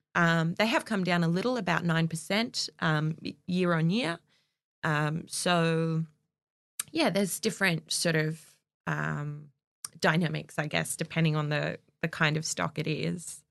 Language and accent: English; Castle Hill, New South Wales, Australia; I grew up in Castle Hill